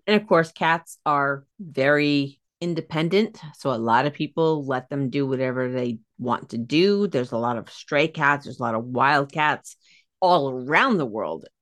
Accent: United States; I'm American.

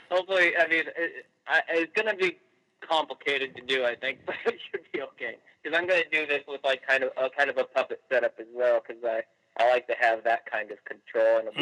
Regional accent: Iowa, United States; moved away as an adult; we're originally from Iowa

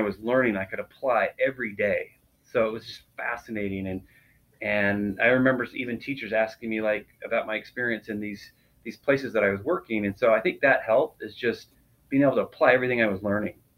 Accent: South Salt Lake, Utah, United States; I grew up in, in Utah, right in the Salt Lake, uh, South Salt Lake area

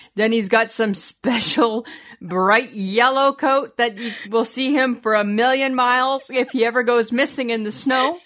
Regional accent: Saskatchewan, Canada; we're from Saskatchewan

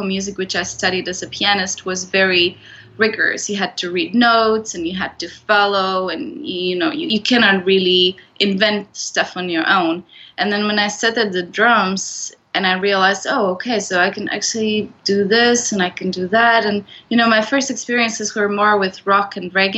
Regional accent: Poland; moved away as an adult; also born or lived in Netherlands; I come from Poland

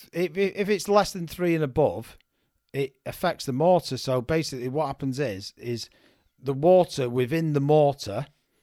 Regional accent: Manchester, North West England, United Kingdom; Well, I'm from Manchester, but the Tameside area of Manchester.

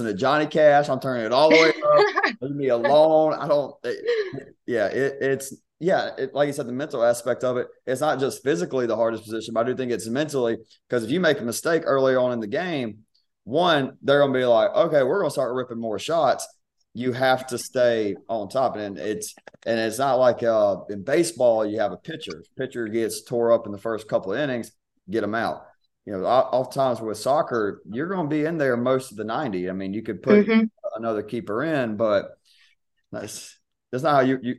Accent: near Thomasville, Georgia, United States; moved away as an adult; I grew up near Thomasville

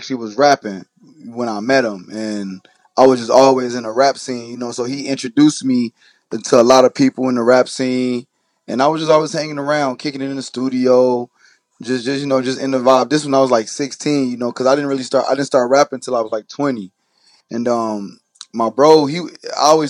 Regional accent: Chicago, Illinois, United States; also born or lived in Carbondale, Illinois; I'm from Chicago.

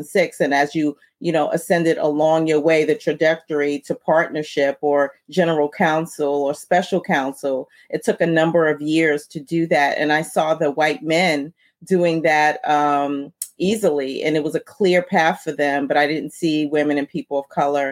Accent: New York City, New York, United States; growing up where I grew up in Brooklyn, New York

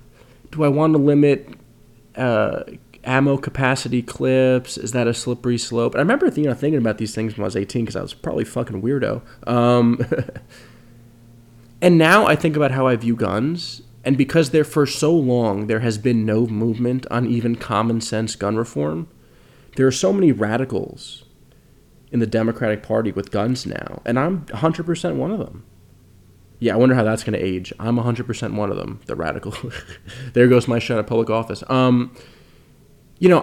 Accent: United States; an American citizen

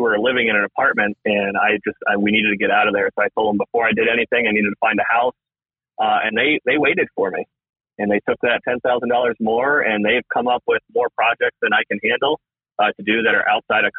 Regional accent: Massachusetts, United States; now in Vermont, United States; I've grown up my whole life in New England. So I grew up in Massachusetts

